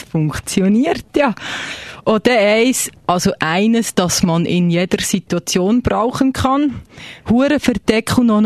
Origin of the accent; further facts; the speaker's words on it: Freiburg, Baden-Württemberg, Germany; Ich komme aus Freiburg. Ja, aus Deutschland.